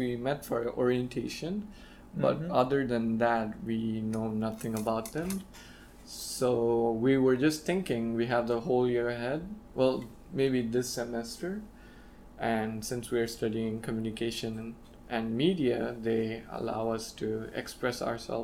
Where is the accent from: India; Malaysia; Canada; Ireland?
India; being the Indian I am